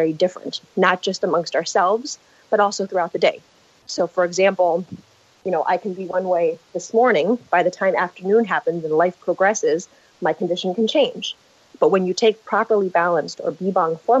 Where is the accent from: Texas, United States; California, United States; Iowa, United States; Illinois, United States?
California, United States; San Diego; I come from San Diego, California, grew up here in La Jolla